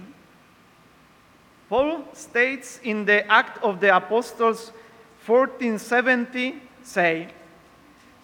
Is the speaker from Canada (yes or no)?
no; Poland; English is a second language; moved away as an adult; now in Peru; I am from Poland.